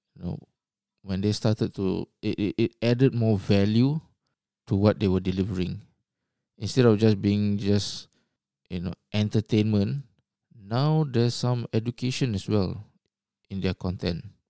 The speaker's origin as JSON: {"language": "English", "country": "Singapore", "tie": "born or raised there", "moved": "as an adult", "lives_now": "Australia", "said": "I was born in Singapore. and, uh, grew up there"}